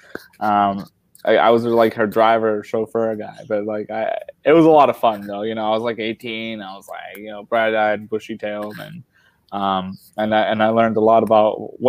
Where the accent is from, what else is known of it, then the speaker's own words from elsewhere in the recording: Revere, Massachusetts, United States; also born or lived in Colombia; I landed right here in Revere. I've never really moved. I've been kind of a townie, if you will, as much as an immigrant can be a townie. I grew up here